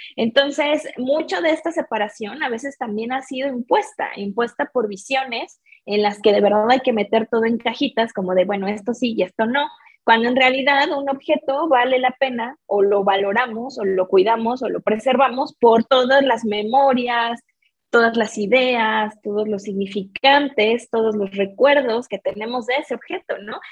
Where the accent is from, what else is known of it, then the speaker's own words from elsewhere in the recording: Mexico City, Mexico; yo soy mexicana, crecí en la cuenca de la Ciudad de México